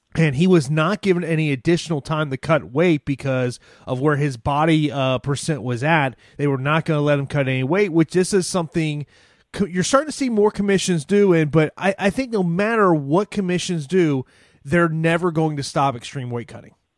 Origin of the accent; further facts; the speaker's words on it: Tampa, Florida, United States; here in my hometown of Tampa, Florida